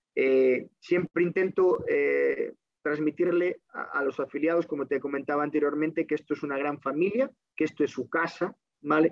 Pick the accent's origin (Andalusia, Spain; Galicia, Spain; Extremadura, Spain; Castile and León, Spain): Galicia, Spain; Pontevedra; also born or lived in A Coruña; mi primer contacto con la casa fue como estudiante en el CRE Santiago de Apóstol de Pontevedra. Allí terminé mi, etapa de primaria